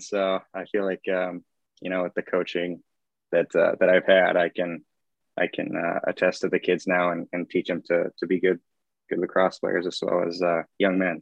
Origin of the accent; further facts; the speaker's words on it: Champlin, Minnesota, United States; I'm originally from Champlin